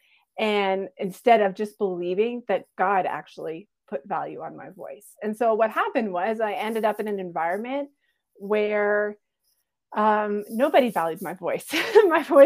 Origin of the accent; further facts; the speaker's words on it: Canada; also born or lived in Alberta; I'm from Canada. I live in Alberta, close to Banff and the Rockies